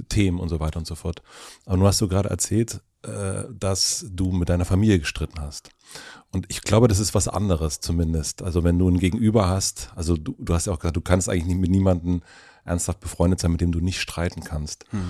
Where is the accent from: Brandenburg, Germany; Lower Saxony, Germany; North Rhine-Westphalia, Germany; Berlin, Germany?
Brandenburg, Germany; southern; ich bin auch auf einem kleinen Dorf aufgewachsen in Südbrandenburg